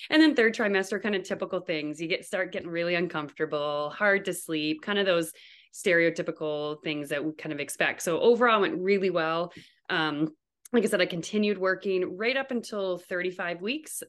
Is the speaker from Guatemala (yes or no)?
no; New Brunswick, Canada; moved away as an adult; also born or lived in Toronto, Canada; now in Fairbanks, United States; I'm actually from Canada. I'm from New Brunswick. Um, that's where all my family now still lives, but I currently live in Fairbanks, Alaska.